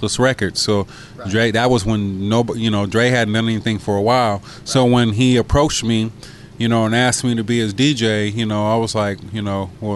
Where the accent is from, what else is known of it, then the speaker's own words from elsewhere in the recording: San Diego, California, United States; I was that kid from San Diego